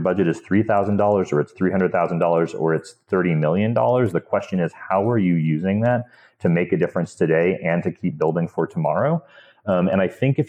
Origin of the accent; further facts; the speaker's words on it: Montana, United States; I grew up in Montana, Montana is an unusual place